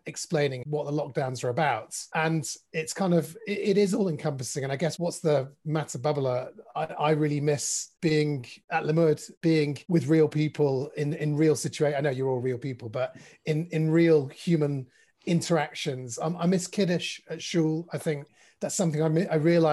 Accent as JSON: {"language": "English", "town": "Manchester", "region": "North West England", "country": "United Kingdom", "tie": "born or raised there", "said": "I was part of a shul in Bowdoin, where I grew up in Manchester"}